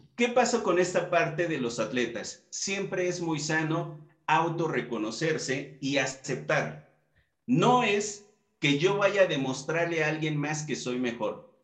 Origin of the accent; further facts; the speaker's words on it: Mexico; con toda nuestra comitiva mexicana, pues sabemos cómo, somos los mexicanos